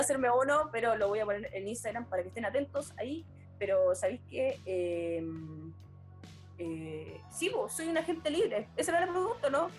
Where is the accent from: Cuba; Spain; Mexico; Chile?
Chile; Viña del Mar, Valparaíso; yo soy de forestal, yo soy de forestal, yo soy del cerro forestal